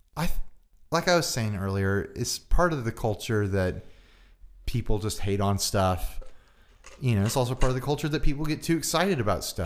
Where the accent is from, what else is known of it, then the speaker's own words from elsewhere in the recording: United States; I'm an American.